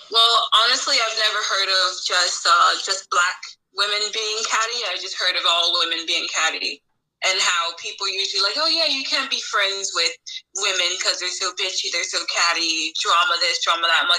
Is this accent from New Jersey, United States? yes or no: yes; Montclair, New Jersey, United States; accent: valley girl; I grew up in Montclair